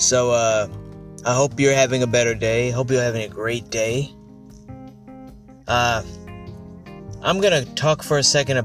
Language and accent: English; United States; being an American